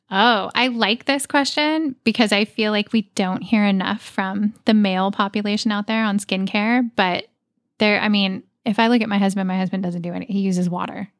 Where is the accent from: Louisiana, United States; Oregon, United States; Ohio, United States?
Oregon, United States; moved away; I grew up in Oregon